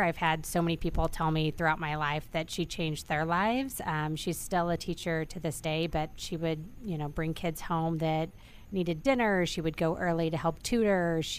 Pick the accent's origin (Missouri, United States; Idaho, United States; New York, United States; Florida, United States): Missouri, United States; moved away; I'm originally from Missouri. I grew up on a farm in the middle of Missouri with four brothers, a sister. My dad had corn, soybean, cows. We had a couple of every animal. We called it Noah's Ark.